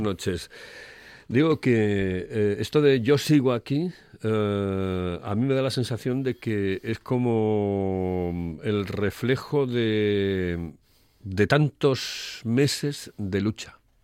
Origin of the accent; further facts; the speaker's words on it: Oviedo, Asturias, Spain; soy de Oviedo